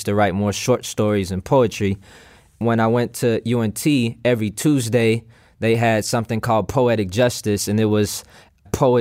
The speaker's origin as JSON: {"language": "English", "area": "Dallas County", "region": "Texas", "country": "United States", "tie": "born or raised there", "said": "then we moved to a suburb in Dallas County"}